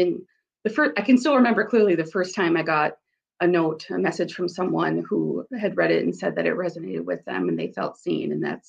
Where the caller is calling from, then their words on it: South Dakota, United States; I'm joining you from sunny South Dakota.